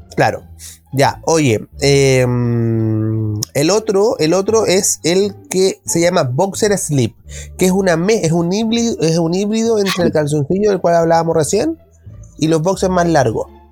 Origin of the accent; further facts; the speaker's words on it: Chile; que somos los chilenos